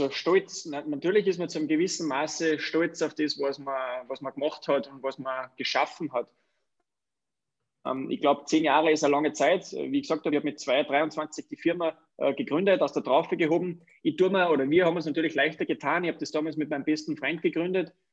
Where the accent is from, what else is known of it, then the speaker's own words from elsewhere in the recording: Wagrain, Salzburg, Austria; born there; ich bin ein Salzburger, gebürtig aus dem wunderschönen Wagrein, also aus der Wintersportdestination Wagrein-Kleinal.